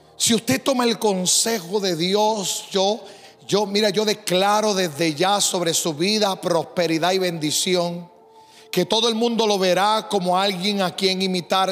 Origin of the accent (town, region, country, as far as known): Puerto Rico; also born or lived in Decíamos allá en mi país; now in St. Louis, United States